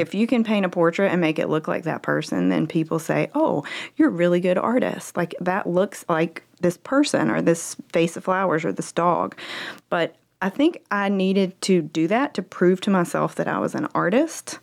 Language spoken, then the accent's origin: English; Greenville, South Carolina, United States; moved away as an adult; now in Fort Mill, United States; I'm a Greenville, Greenville native.